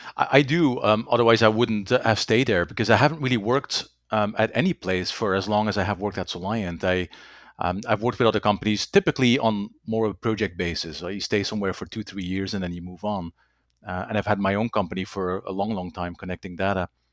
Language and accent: English; Belgium; first language Dutch; English is a second language; moved away; also born or lived in Germany / Netherlands / United States / Bermuda; Dutch is my, uh, native language, French, English, German. Um, there's a little bit of Latin in there somewhere, um, not enough to, uh, to really call it a language at this point. I have, I am born and raised in Belgium